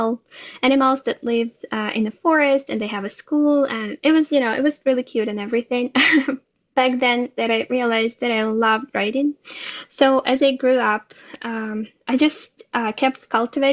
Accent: Ukraine; moved away as an adult; now in Israel; I was born and raised in Ukraine. And I moved to Israel about 4 years ago

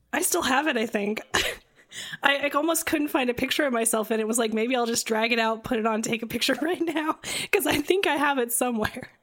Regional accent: Midwest, United States; I'm from the Midwest, I'm just used to seeing so much corn and beans

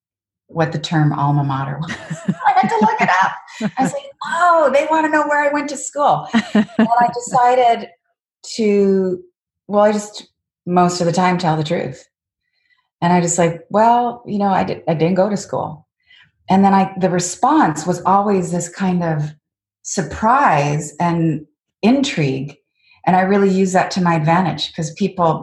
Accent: Canada; moved away as an adult; also born or lived in Washington, D.C., United States; I'm a Canadian female in Washington, D.C.

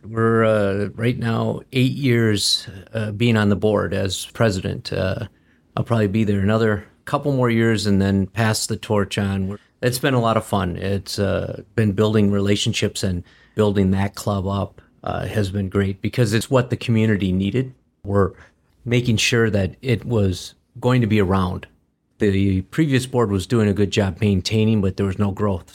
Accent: Green Bay, Wisconsin, United States; now in Michigan, United States; I grew up in Wisconsin. I grew up in Green Bay.

